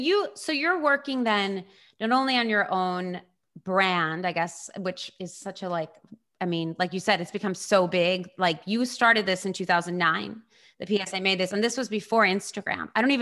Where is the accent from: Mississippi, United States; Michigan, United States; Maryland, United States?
Maryland, United States; Baltimore; moved away; I was born and raised in Baltimore.